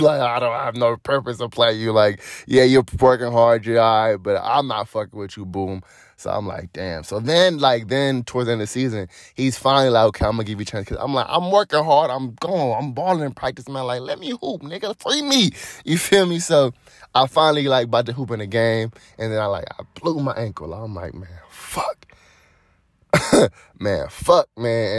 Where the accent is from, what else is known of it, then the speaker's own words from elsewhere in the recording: Cleveland, Ohio, United States; moved away as an adult; I'm originally from Cleveland, Ohio